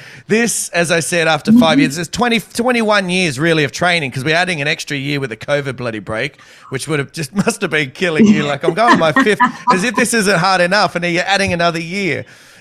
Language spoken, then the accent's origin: English; Australia; As an Aussie